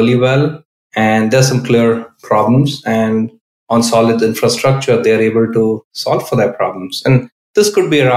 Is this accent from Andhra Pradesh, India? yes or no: no; Bangalore, Karnataka, India; moved away as an adult; now in Bay Area, United States; I grew up in India. I spent half my life in India, most of it in Bangalore